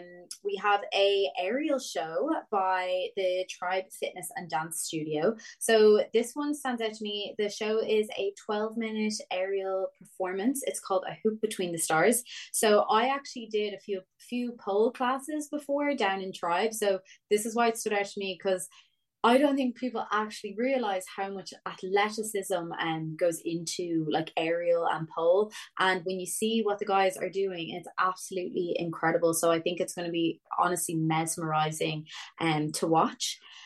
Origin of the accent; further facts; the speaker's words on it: North County Dublin, Leinster, Ireland; I'm from North County, Dublin myself